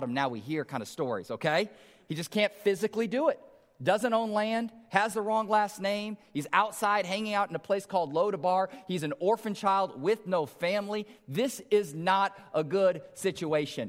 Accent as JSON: {"language": "English", "town": "Omaha", "region": "Nebraska", "country": "United States", "tie": "born or raised there", "said": "I grew up in North Omaha"}